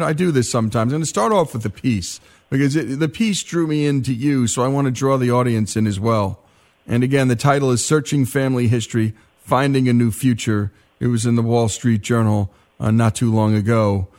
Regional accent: Dumont, New Jersey, United States; I grew up in Dumont, New Jersey, working class town.

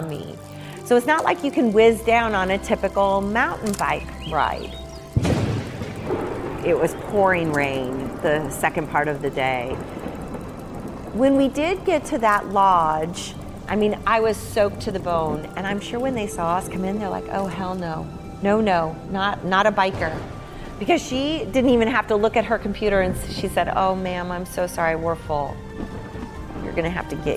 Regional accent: United States; we're from the U.S.

